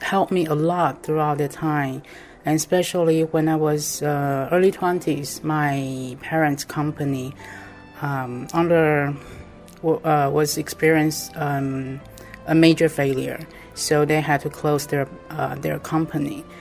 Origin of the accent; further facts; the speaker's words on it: Taipei, Taiwan; I'm from Taiwan, Taipei.